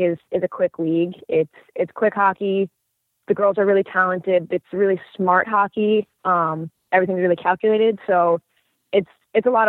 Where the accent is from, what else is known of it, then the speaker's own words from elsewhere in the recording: Westchester County, New York, United States; I grew up in Westchester